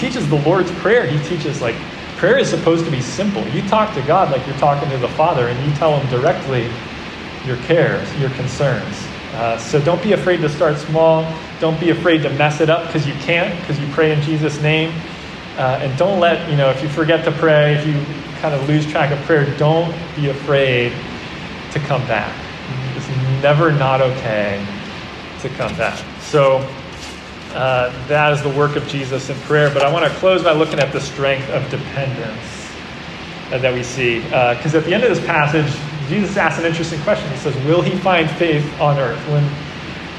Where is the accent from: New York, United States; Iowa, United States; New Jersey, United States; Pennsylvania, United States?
New Jersey, United States; When I was growing up, I grew up in New Jersey